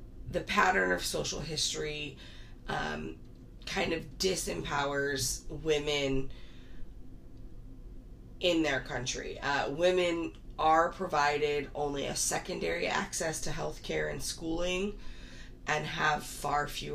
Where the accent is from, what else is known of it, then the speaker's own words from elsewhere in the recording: United States; as an American